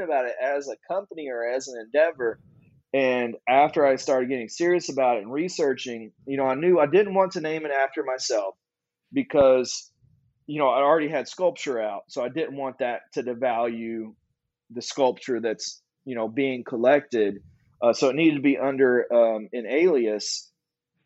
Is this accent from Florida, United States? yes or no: no; Southern Kentucky, United States; moved away as an adult; also born or lived in Louisville, Kentucky; now in Knoxville, United States; Growing up in Southern Kentucky